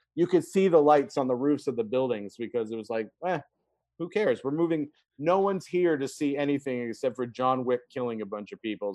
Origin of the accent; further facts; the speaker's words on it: Brunswick, Maine, United States; Brunswick, which is my hometown in mm-hmm. Maine